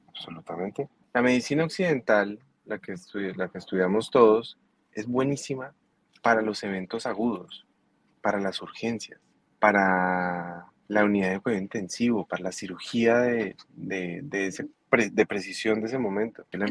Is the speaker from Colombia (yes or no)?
yes; Colombia; now in United States; yo soy colombiano